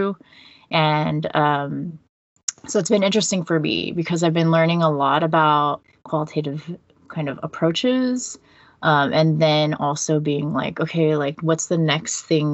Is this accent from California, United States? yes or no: yes; California, United States; moved away as an adult; also born or lived in Netherlands; now in Toronto, Canada; I came to the Netherlands from California, where I'd like been my whole life